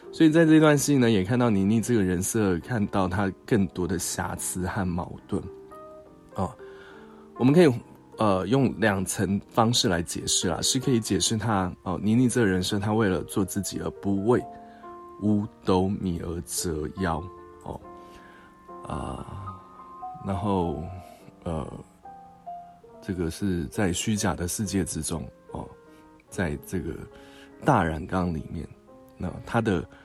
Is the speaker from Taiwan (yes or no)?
yes; Taiwan; 我们台湾这边